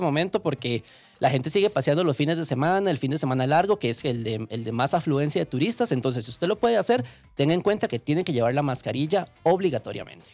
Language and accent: Spanish; Costa Rica; Como costarricenses